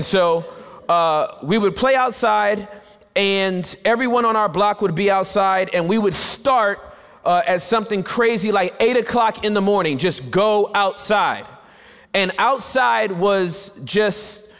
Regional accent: Southern California, United States; I was born in Southern California, born and raised

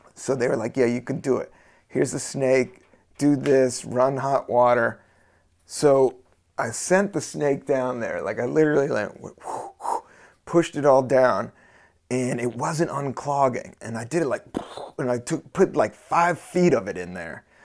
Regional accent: Washington, District of Columbia, United States; also born or lived in the South; I grew up in D C, I grew up in the South

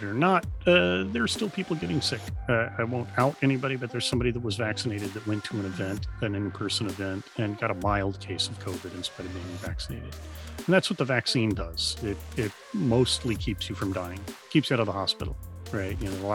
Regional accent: Dallas, Texas, United States; I grew up in Dallas

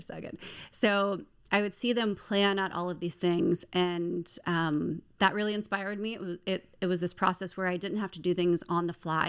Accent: Maryland, United States; moved away as an adult; now in Baltimore, United States; I am born and raised in Maryland

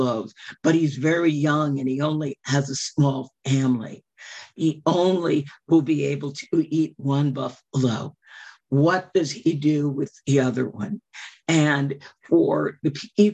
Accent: Chicago, Illinois, United States; I grew up in Chicago

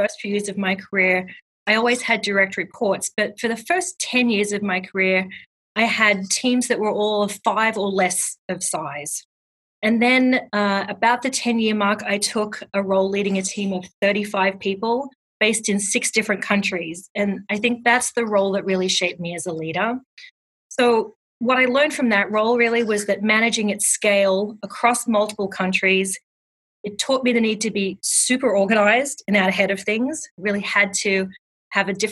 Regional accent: Australia; accent: Australian; moved away as an adult; also born or lived in London / Los Angeles; now in New Jersey, United States; I grew up in Australia, as we've already established, and I completed my Bachelor of Arts degree at the University of Canberra

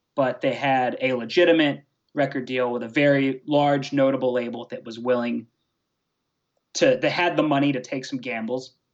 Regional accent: Atlanta, Georgia, United States; I'm from Atlanta, Georgia

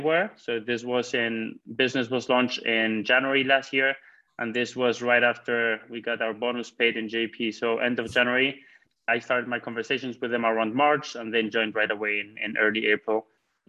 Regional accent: Spain; moved away as an adult; also born or lived in Madrid; now in Switzerland; although I'm based in Switzerland, I always try to be close to my home country, Spain.

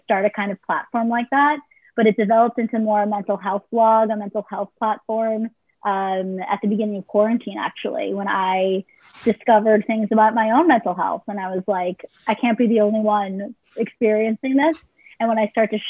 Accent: Boston, Massachusetts, United States; also born or lived in Israel / New York; I grew up in the Boston area

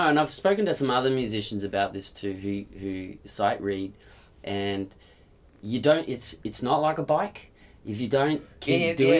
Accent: Perth, Western Australia, Australia; No, I'm from Perth.

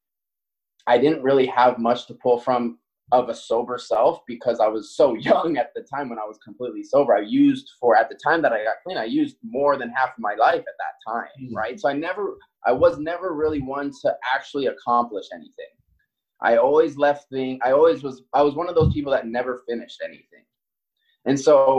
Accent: Maui, Hawaii, United States; moved away as an adult; now in Seattle, United States; being born and raised on Maui

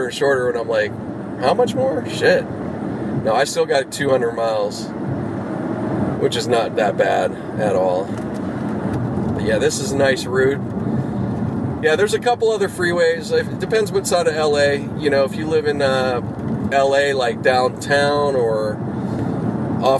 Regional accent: Pittsburgh, Pennsylvania, United States; now in California, United States; growing up in Pittsburgh

